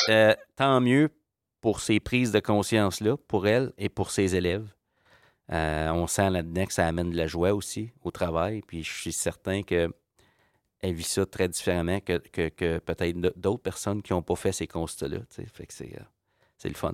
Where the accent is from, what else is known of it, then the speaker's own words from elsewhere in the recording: Ontario, Canada; je viens de l'Ontario